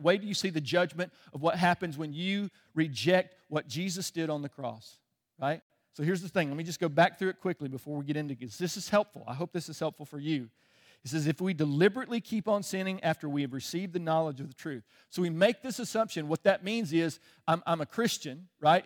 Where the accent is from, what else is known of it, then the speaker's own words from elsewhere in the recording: Chicago, Illinois, United States; moved away; I was born in Chicago.